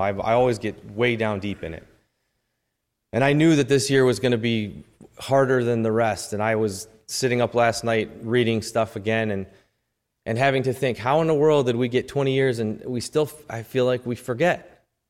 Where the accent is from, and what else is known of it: United States